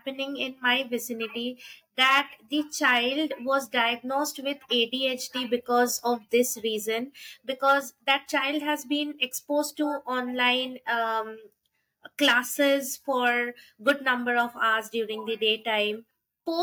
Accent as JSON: {"language": "English", "country": "India", "lives_now": "Delhi, India", "said": "from India. Currently, I'm residing in Delhi. I have just shifted here"}